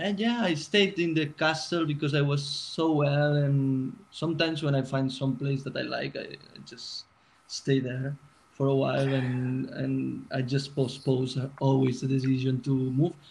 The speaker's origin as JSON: {"language": "English", "town": "Barcelona", "region": "Catalonia", "country": "Spain", "moved": "as an adult", "lives_now": "London, United Kingdom", "said": "I'm from Barcelona"}